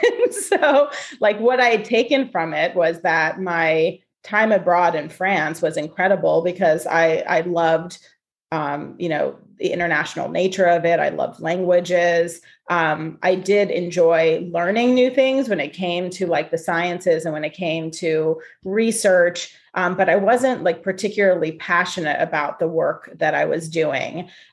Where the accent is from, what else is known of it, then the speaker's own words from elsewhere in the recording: Ohio, United States; moved away as an adult; also born or lived in Boston; I grew up in Ohio, but I was, you know, really, really focused on getting out of Ohio. Ohio is a lovely place to grow up. And I grew up in like a really beautiful town.